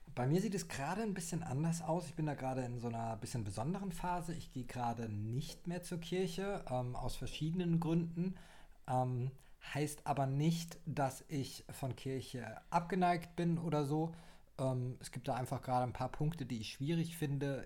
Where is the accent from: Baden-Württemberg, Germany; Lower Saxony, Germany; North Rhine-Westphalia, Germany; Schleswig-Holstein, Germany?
Baden-Württemberg, Germany; Heidelberg; also born or lived in Sydney, Australia; ich bin äh, gebürtiger Heidelberger und lebe jetzt wieder in der schönsten Stadt Deutschlands, welche auch Heidelberg ist.